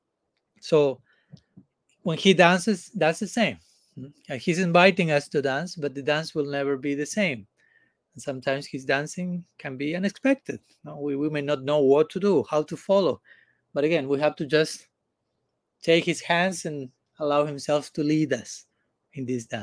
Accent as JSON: {"language": "English", "country": "Argentina", "tie": "born or raised there", "moved": "yes", "lives_now": "India", "said": "I come from Argentina. I was born in Argentina. I don't come from Argentina now. I'm coming from India, but I was born in Argentina."}